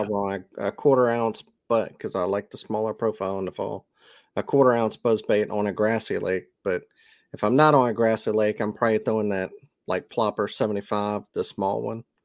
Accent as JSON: {"language": "English", "region": "Mississippi", "country": "United States"}